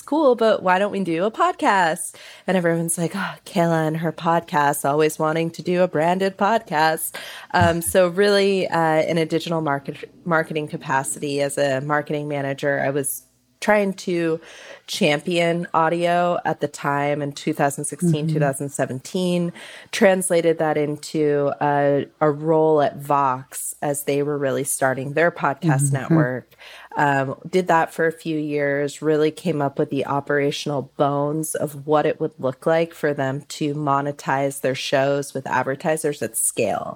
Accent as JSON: {"language": "English", "area": "San Francisco Bay Area", "region": "California", "country": "United States", "tie": "born or raised there", "said": "I grew up in the San Francisco Bay Area with KQED"}